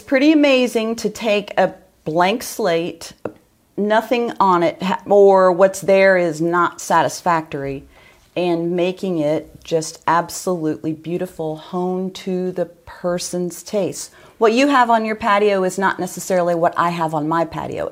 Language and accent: English; Northern Ohio, United States; moved away; I'm from Northern Ohio